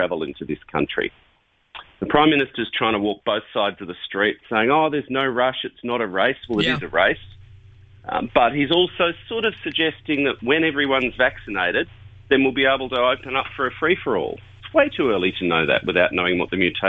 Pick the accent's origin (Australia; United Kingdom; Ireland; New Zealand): Australia; Melbourne, Victoria; Melbourne's my hometown.